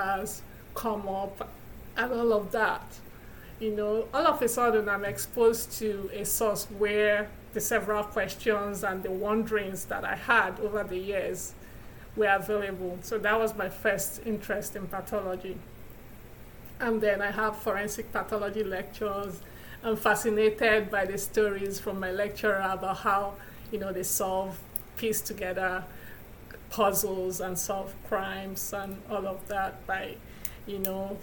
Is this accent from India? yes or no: no; Nigeria; moved away as an adult; now in Milwaukee, United States; I'm originally from Nigeria, where I was born and raised.